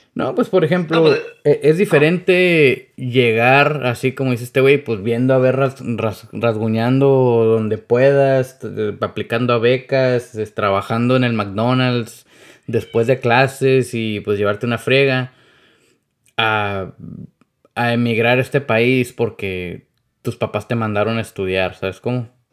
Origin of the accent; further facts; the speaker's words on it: Mexicali Valley, Baja California, Mexico; now in United States; yo nací aquí en Estados Unidos, pero pues también me crié ahí en el Valle de Mexicali